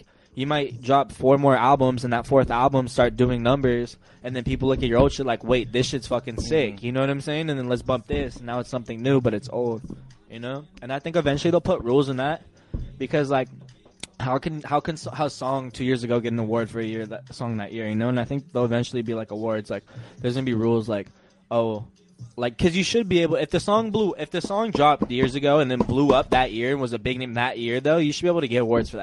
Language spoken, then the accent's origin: English; Oceanside, California, United States; I'm from Oceanside. I'm from the West Coast